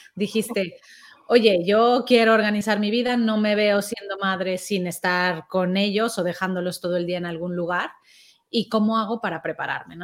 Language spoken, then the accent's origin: Spanish; Mexico; now in Spain; yo soy mexicana